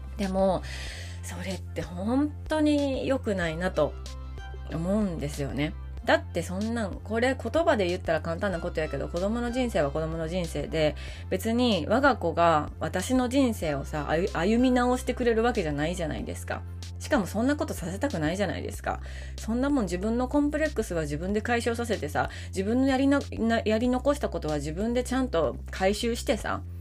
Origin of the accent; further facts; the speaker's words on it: Maizuru, Kyoto, Japan; 京都府の日本海側の舞鶴というところが出身でしてでもう生まれてからずっと